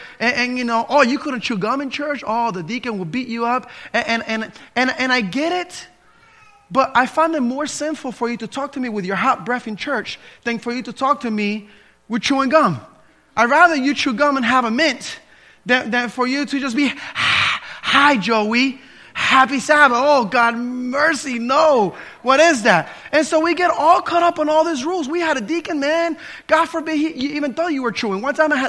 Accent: New Jersey, United States; In this church that I grew up in New Jersey, they were all caught up on how you behave or didn't behave.

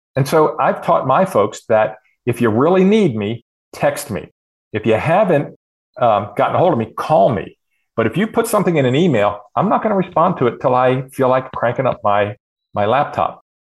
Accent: Harford County, Maryland, United States; now in Indiana, United States; I grew up in Harford County

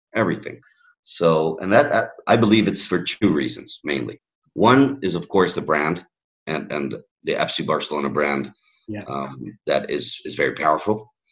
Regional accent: Miami, Florida, United States; first language English; moved away; also born or lived in Catalonia / Madrid / California; I was raised in in Miami

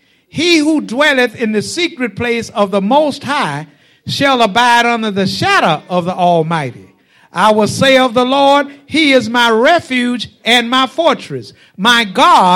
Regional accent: Stony Hill, United States; when I was a child growing up in Stony Hill, and I do be from Stony Hill.

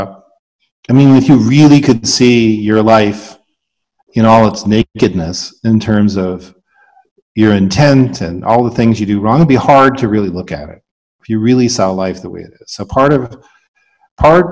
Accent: Canada; moved away as an adult; now in United States; Growing up in Canada and then moving to the States, I moved here in 1993

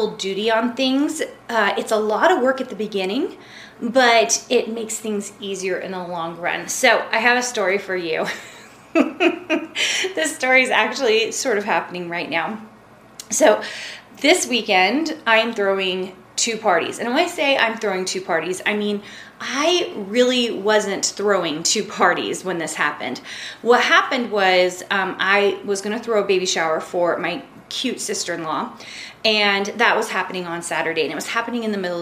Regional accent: Tennessee, United States; now in Utah, United States; I grew up in Tennessee

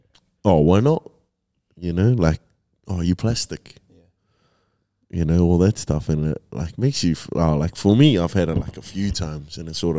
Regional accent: Kaitaia, Northland, New Zealand; now in Auckland, New Zealand; Up north, Kaitaia, or Fraitaia, yeah.

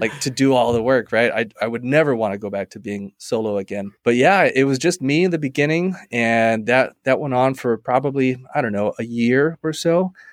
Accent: Hawaii, United States; now in Arizona, United States; I'm from Hawaii. I born and raised there.

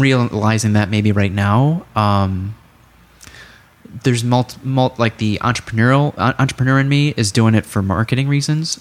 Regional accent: Chicago, Illinois, United States; as a Chicagoan

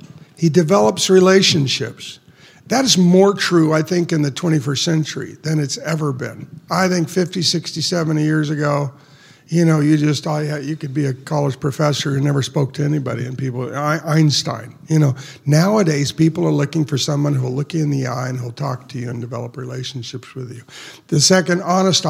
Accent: United States; as an American

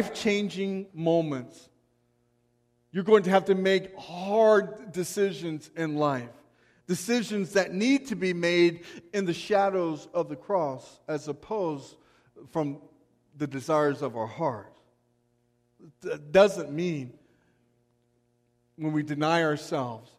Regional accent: United States; as American believers

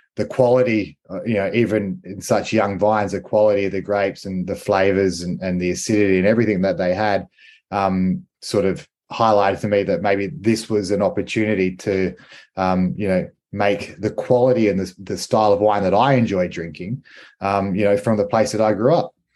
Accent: Riverland, South Australia, Australia; I grew up in the Riverland. I was born and raised in the Riverland and in the wine industry.

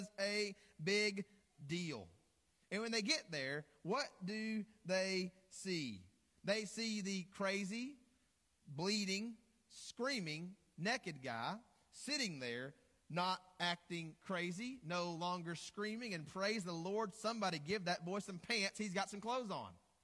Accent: Greenbrier, Arkansas, United States; moved away as an adult; now in Morgan, United States; I grew up in Greenbrier, Arkansas, more specifically in Shady Grove, Arkansas

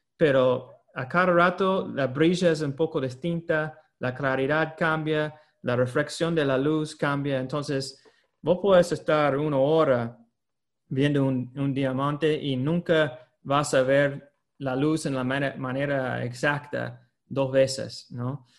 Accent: United States; moved away; Yo soy de Estados Unidos

